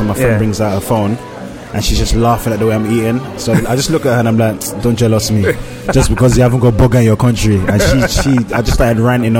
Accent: London, United Kingdom; also born or lived in Lagos, Nigeria; I was from Hackney.

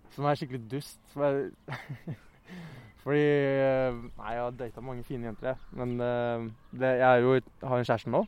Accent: Oslo, Norway; jeg vokste opp på Bjølsen eh, fram til jeg var sånn ti

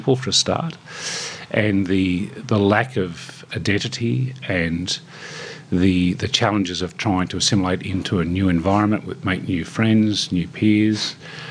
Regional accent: Cumnock, New South Wales, Australia; In the central west of New South Wales. So between Orange and Dubbo, a little village called Cumnock.

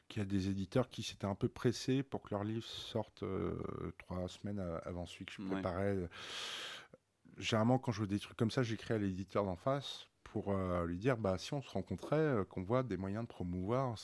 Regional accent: Paris, Île-de-France, France; grandir dans, le 16e arrondissement

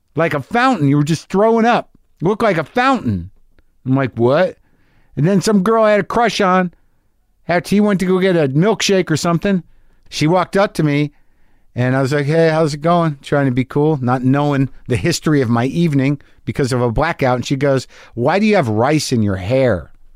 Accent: Albuquerque, New Mexico, United States; moved away; my hometown, Albuquerque, New Mexico

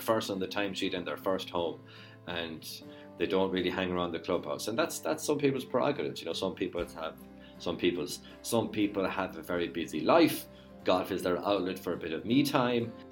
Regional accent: Ireland; what we are like as Irish people

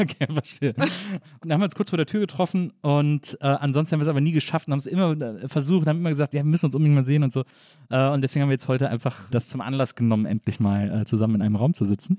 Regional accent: Wesseling, North Rhine-Westphalia, Germany; Ahaus ist so groß wie Wesseling, äh, also jetzt nicht auf deinen Namen bezogen, sondern aus dem Ort, wo ich herkomme

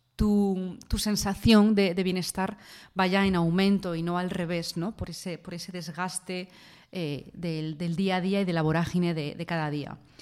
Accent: Spain; yo soy de España y aquí en España

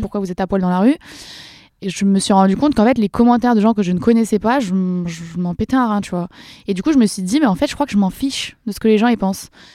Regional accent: Dreux, Centre-Val de Loire, France; moved away; also born or lived in Valence; j'ai grandi à Dreux, personne connaît, c'est dans l'Eure-et-Loire, 28.

